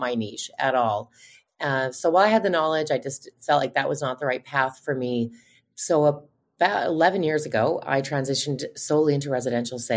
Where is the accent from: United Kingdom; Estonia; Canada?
Canada; outside of Winnipeg, Manitoba; I grew up outside of Winnipeg, just about 40 minutes out of Winnipeg